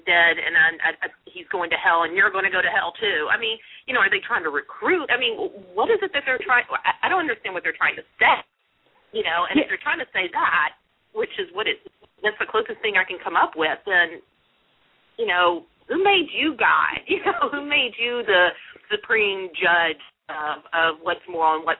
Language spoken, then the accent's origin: English; the South, United States; also born or lived in Tennessee; I grew up in the South and went to Catholic schools all the way through college